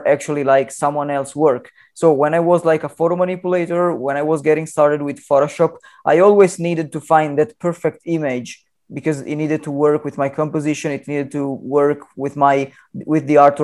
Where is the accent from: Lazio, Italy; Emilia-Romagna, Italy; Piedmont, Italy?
Piedmont, Italy; Turin; now in Milan, Italy; I attended high school for graphic and photographic arts in my hometown, which is Turin in Italy.